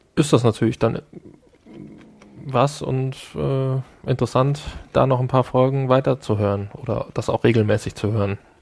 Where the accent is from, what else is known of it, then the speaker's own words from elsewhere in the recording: Essen, North Rhine-Westphalia, Germany; Ich bin ja auch aus dem Ruhrgebiet. du erinnerst dich vielleicht, ich bin ja in Essen geboren